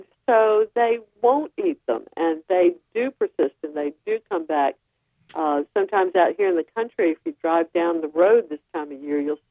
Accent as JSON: {"language": "English", "region": "the South", "country": "United States", "tie": "born or raised there", "moved": "yes", "lives_now": "North Carolina, United States", "said": "growing up in the South, I never heard that folk tale until I moved to North Carolina"}